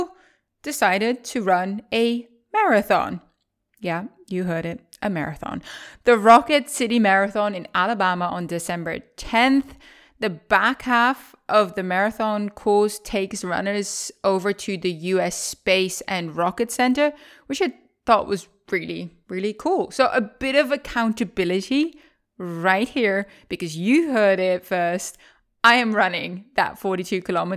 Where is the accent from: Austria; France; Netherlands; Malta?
Netherlands; moved away as an adult; also born or lived in Maryland, United States; I'm currently in the Netherlands, my home country